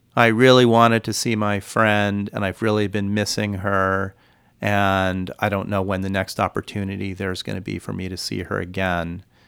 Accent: California, United States; now in Hawaii, United States; I grew up in California

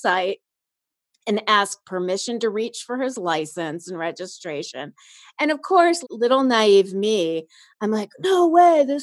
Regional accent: Chicago, Illinois, United States; moved away; also born or lived in Los Angeles; I grew up in Chicago and then I moved

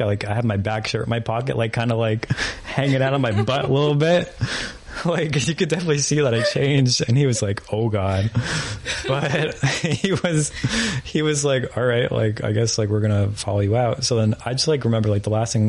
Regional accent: New York, United States; I'm literally from New York

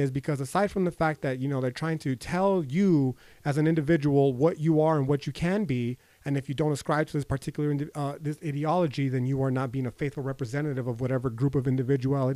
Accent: United States; I'm fucking American. I'm a brown person.

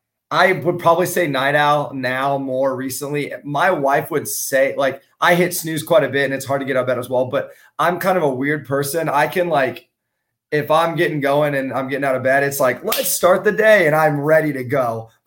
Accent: Kansas, United States; I grew up in Kansas.

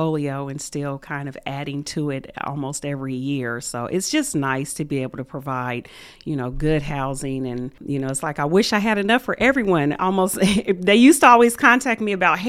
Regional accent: Muncie, Indiana, United States; I was born and raised here in Muncie, Indiana

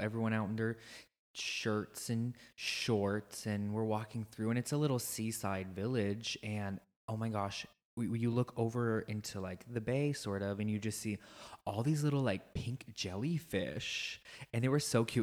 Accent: Midwest, United States; moved away as an adult; now in Ireland; growing up in the Midwest

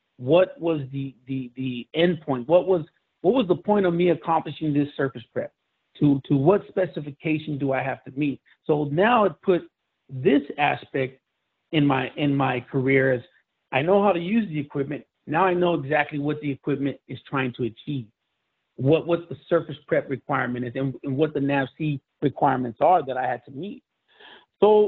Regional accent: Los Angeles, California, United States; I was born in East Los Angeles and grew up in Los Angeles in a pretty rough part of town.

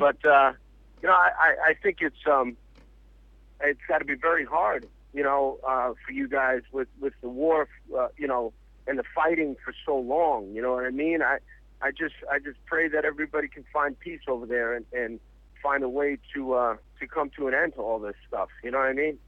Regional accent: New York City, New York, United States; I grew up in New York my whole life

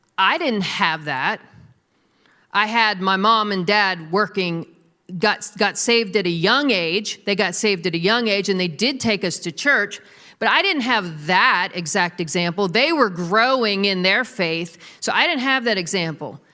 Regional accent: United States; we're American Christians. I'm an American Christian

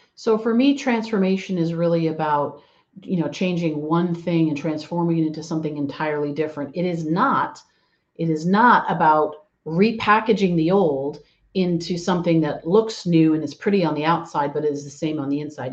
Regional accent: Canada; now in San Diego, United States; I am uh, originally from actually from Canada, and now I live down in sunny Southern California in uh, San Diego

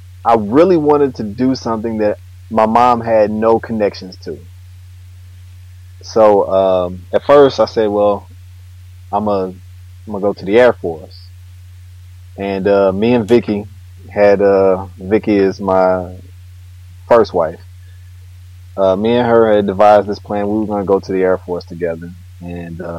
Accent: East St. Louis, Illinois, United States; I am from East St. Louis, Illinois

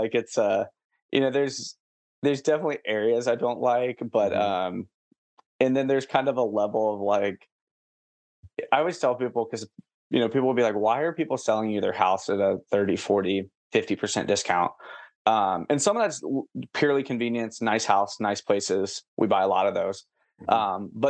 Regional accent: Portsmouth, Ohio, United States; now in San Antonio, United States; my hometown's Portsmouth. So by like Kentucky and West Virginia, like I was probably like 10 minutes from Kentucky growing up.

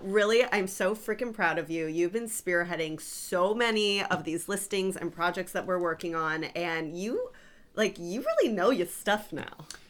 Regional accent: South Florida, United States; I grew up in South Florida

